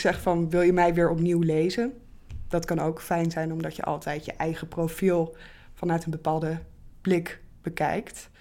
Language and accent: Dutch; Bible Belt, Netherlands; ik ben zelf bijvoorbeeld opgegroeid in de Bijbelbelt, wel als kind van twee atheïsten